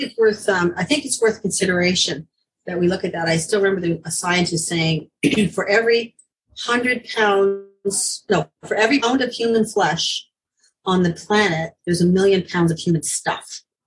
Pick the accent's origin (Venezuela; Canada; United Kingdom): Canada; Ontario; I'm from Ontario